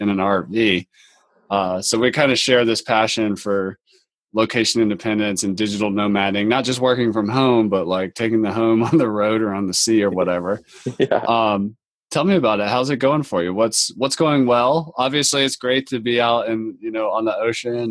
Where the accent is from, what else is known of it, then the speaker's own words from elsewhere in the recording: North Carolina, United States; I'm from North Carolina and over by the Intercoastal Waterway by Wrightsville Beach